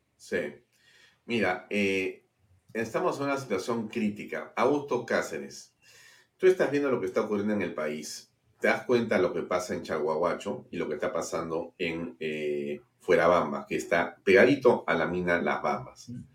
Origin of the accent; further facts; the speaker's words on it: Peru; nosotros buscamos como peruanos